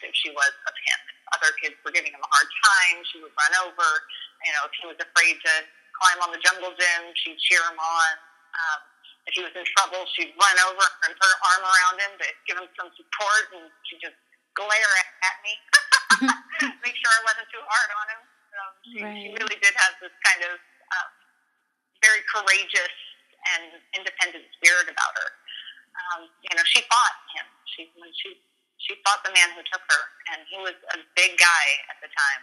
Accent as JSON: {"language": "English", "town": "Thousand Oaks", "region": "California", "country": "United States", "tie": "born or raised there", "also_born_or_lived": "Los Angeles / Hollywood / Orange County", "said": "I was born at UCLA Hospital. I grew up in Thousand Oaks"}